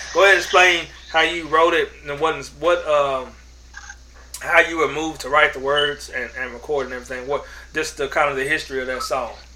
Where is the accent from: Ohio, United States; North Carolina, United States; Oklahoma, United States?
Oklahoma, United States; Oklahoma City; I grew up in Oklahoma City, and uh, this is Cowboys Nation.